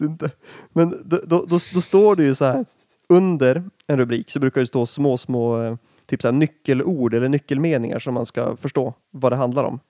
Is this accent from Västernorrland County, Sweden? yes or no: yes; Härnösand, Västernorrland County, Sweden; jag är ju från Härnösand